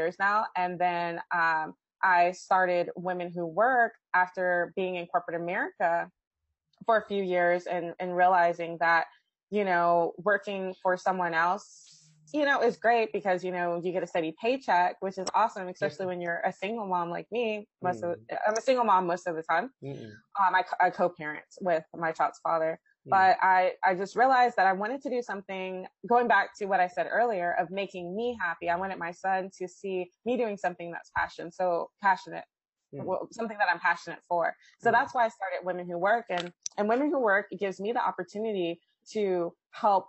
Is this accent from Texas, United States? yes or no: yes; Austin, Texas, United States; I'm from Austin, Texas. Texas is a wonderful state. I love my state. I love my city